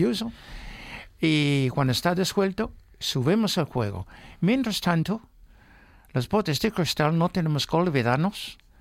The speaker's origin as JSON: {"language": "Spanish", "town": "Newmarket", "region": "East of England", "country": "United Kingdom", "tie": "born or raised there", "second_language": "Spanish", "moved": "yes", "lives_now": "Spain", "said": "mi pueblo, Newmarket"}